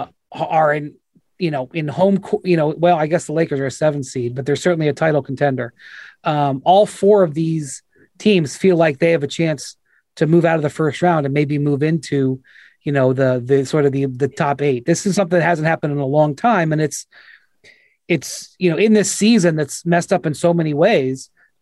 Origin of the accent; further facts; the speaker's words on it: Cleveland, Ohio, United States; And, like, you know, look, I'm from Cleveland.